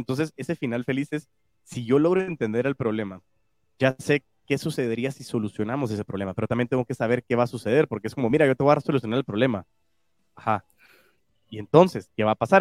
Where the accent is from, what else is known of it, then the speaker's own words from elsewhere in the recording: Guatemala; se me salen chapinadas porque lógico también amo mi país y amo Guatemala